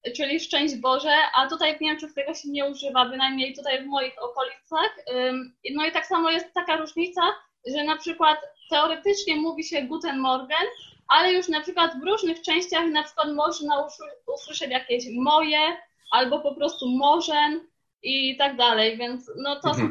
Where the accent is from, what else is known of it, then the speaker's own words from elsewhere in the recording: Poland; now in Leicester, United Kingdom; wychowaliśmy się na polskim jedzeniu